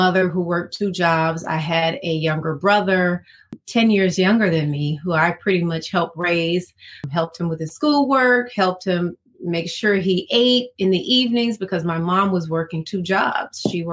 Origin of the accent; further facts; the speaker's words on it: Decatur, Georgia, United States; also born or lived in Atlanta, Georgia; I was born in Atlanta, pretty much raised in Decatur